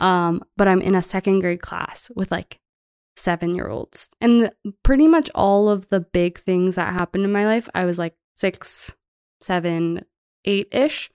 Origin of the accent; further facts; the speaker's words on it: Metairie, Louisiana, United States; moved away as an adult; now in Bozeman, United States; I was raised in Metairie, which is like a town right outside of New Orleans